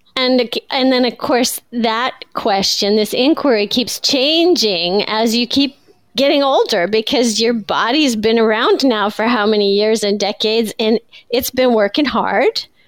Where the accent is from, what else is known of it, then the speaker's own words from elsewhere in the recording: Iowa, United States; I grew up in Iowa